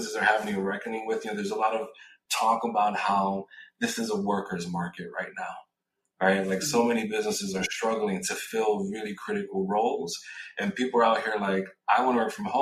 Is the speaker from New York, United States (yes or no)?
yes; New York City, New York, United States; moved away as an adult; also born or lived in West Coast; I grew up in New York City, moved to the West Coast, got recruited to work at LinkedIn.